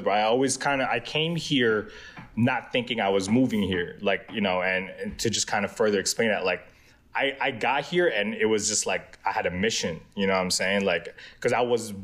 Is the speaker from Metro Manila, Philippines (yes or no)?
yes; Muntinlupa, Metro Manila, Philippines; also born or lived in Quezon City / Pangasinan; now in United States; born and raised in the Philippines, Muntinlupa City.